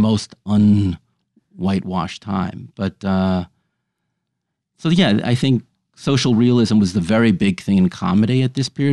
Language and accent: English; New York City, New York, United States; I grew up on the Upper West Side of Manhattan